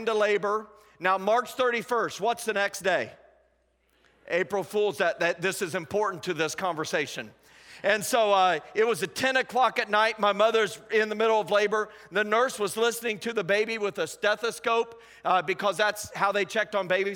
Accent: Indiana, United States; moved away as an adult; now in Anderson, United States; I'm originally from Indianapolis, Indiana, just south of there. I grew up on a farm

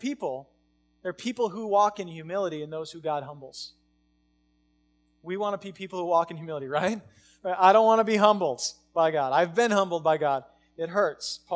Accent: United States; We live in America. I live in America because I got rights as American

